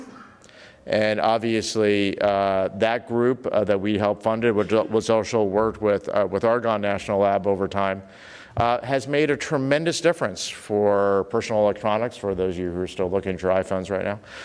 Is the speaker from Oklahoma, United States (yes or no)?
yes; Oklahoma, United States; I was growing up in Oklahoma.